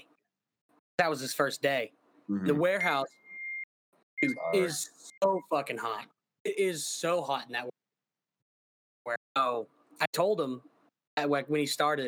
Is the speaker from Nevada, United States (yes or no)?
yes; Nevada, United States; moved away as an adult; also born or lived in Clear Lake, Houston, Texas; now in Houston, United States; I live over in Clear Lake, but I'm actually from Nevada